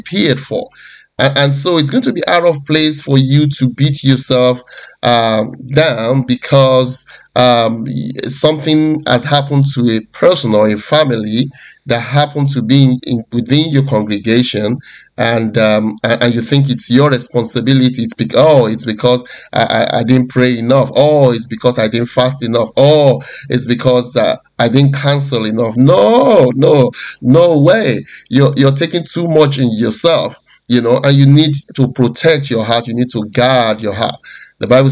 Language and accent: English; Nigeria; moved away; I'm originally from Nigeria before I moved out of the country